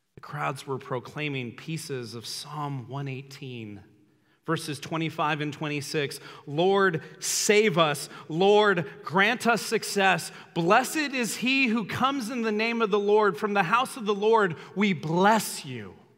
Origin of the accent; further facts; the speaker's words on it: Los Angeles, California, United States; I grew up in Los Angeles, so there was celebrities everywhere